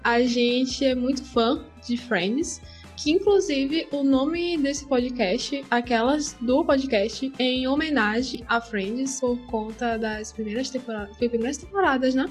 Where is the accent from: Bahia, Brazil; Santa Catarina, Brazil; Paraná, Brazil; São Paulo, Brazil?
Bahia, Brazil; Salvador; now in Portugal; Eu sou baiana de Salvador, porém atualmente estou morando em Portugal.